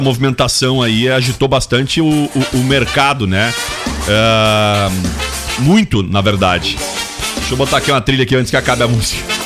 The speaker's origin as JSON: {"language": "Portuguese", "country": "Brazil", "said": "enquanto brasileiro"}